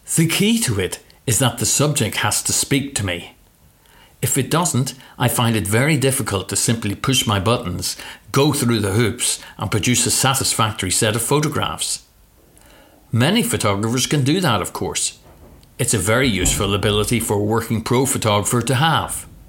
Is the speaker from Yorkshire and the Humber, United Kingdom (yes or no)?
no; Northern Ireland, United Kingdom; my hometown was the center of the biggest story in the world